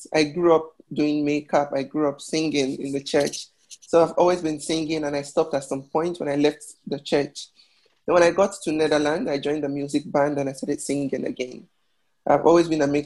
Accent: Delta, Nigeria; also born or lived in Ghana; now in Madrid, Spain; I'm from Nigeria. From Delta State in Nigeria.

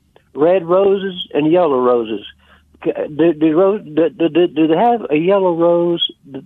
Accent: West Texas, United States; also born or lived in Fort Stockton, Texas; I'm from West Texas

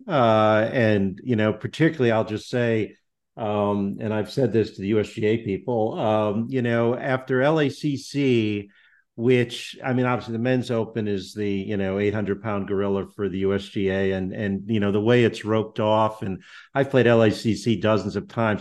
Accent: Connecticut, United States; I'm from Connecticut

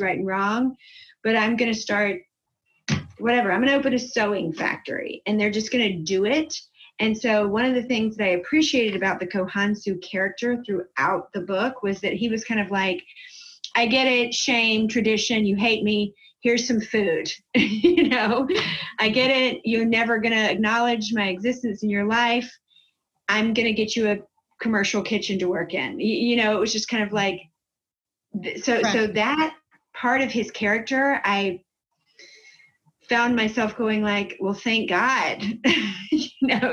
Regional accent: South Carolina, United States; now in Michigan, United States; I grew up in South Carolina and moved to Michigan.

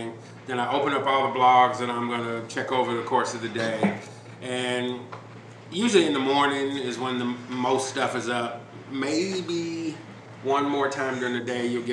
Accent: Chicago, Illinois, United States; moved away; I'm originally from Chicago

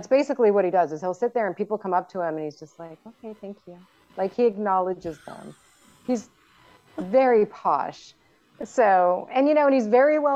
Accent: Tucson, Arizona, United States; now in Florida, United States; So I grew up in Tucson and then moved back here in 2000.

